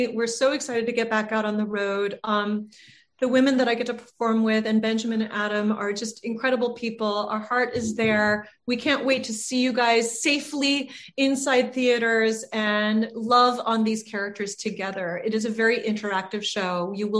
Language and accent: English; Ireland; I'm Irish.